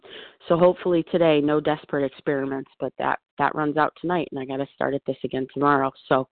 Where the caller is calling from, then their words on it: Buffalo, New York, United States; I am calling from Buffalo.